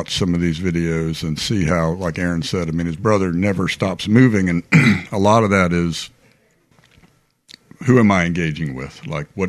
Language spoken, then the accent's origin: English; Arlington, Virginia, United States; I grew up in Arlington, Virginia